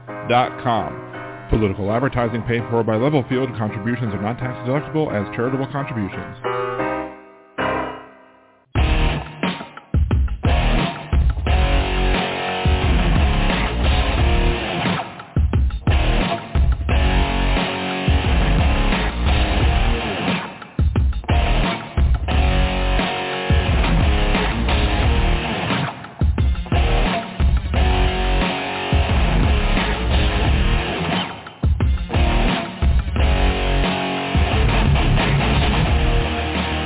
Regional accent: Maryland, United States; moved away; I'm from Maryland originally

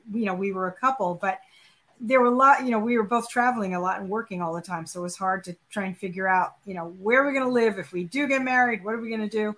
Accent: eastern end of Long Island, New York, United States; also born or lived in Rochester, New York / Brooklyn; I am a born in New York City person, so I'm a real New Yorker, and then mostly grew up on the eastern end of Long Island

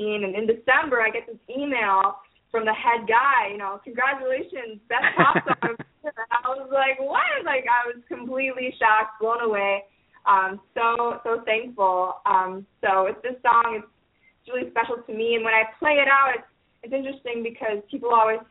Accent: Cincinnati, Ohio, United States; now in Nashville, United States; I'm from Ohio

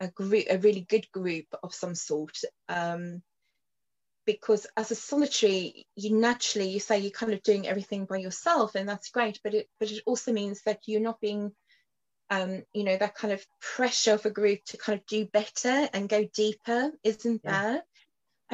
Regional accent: Cape Town, Western Cape, South Africa; moved away; also born or lived in London; I grew up in Cape Town in South Africa on the other side of the world

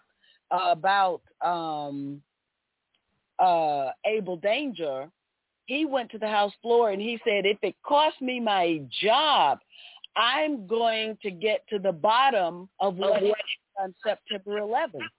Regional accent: the South, United States; being African American, being a child of the South

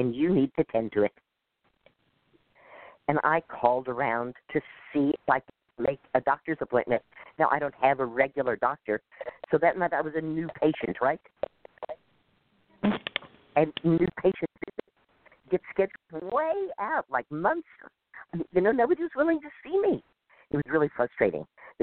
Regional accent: Dallas, Texas, United States; moved away; I grew up in Dallas

